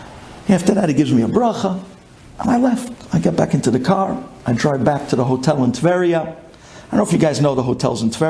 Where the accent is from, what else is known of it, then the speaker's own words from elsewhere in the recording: New York City, New York, United States; I'm from Brooklyn.